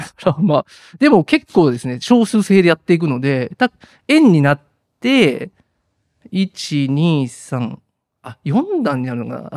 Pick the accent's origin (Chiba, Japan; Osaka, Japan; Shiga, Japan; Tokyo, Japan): Osaka, Japan; Kashiwara; moved away as an adult; now in Fukuoka, Japan; 生まれも育ちも関西大阪まあ生まれ育ち大阪であのっていう感じです。うんで生まれたのは大阪府の柏原市というところで